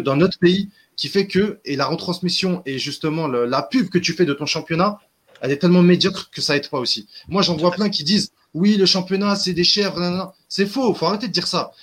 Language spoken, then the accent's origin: French; Algeria; chez nous en Algérie